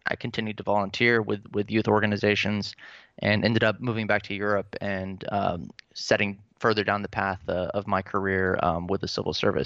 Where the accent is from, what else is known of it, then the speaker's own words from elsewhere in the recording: Pensacola, Florida, United States; moved away as an adult; also born or lived in Atlanta, Georgia / Tampa, Florida / Orlando, Florida / Virginia; now in Dresden, Germany; Georgia is where I was born, but I'm really from Florida. I mean, I spent the majority of my childhood there